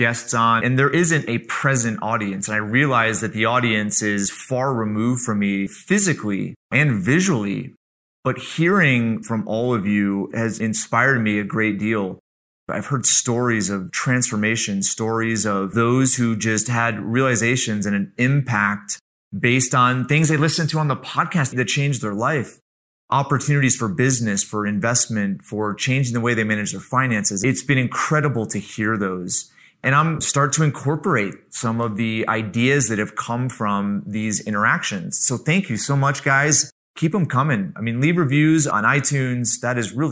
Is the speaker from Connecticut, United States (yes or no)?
yes; Central Connecticut, United States; Brandon and I grew up together in Central Connecticut